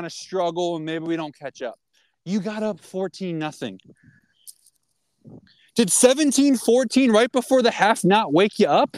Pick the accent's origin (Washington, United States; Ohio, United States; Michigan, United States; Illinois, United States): Ohio, United States; I grew up in Ohio